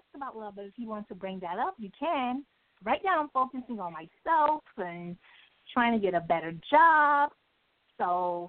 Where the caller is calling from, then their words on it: New York City, New York, United States; I'm calling from New York City.